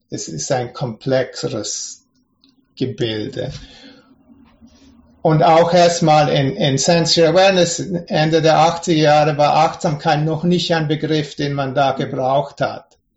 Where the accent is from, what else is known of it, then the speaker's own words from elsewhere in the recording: Switzerland; Ich bin ja ursprünglich aus der Schweiz.